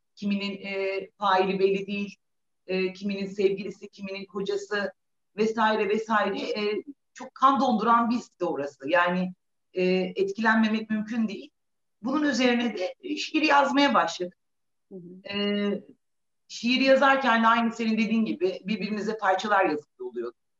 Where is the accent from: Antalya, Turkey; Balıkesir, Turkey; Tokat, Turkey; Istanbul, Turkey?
Balıkesir, Turkey; now in Adana, Turkey; Balıkesir doğumluyum